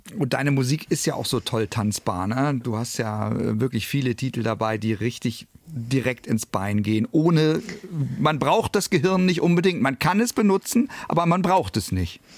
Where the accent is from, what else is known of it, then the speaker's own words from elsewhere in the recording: Northern Germany, Germany; bei uns im Norden